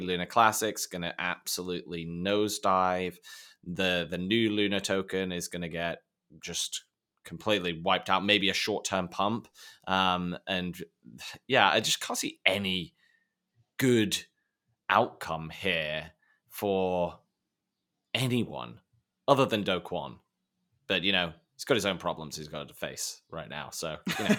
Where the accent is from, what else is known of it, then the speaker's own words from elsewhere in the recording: United Kingdom; being British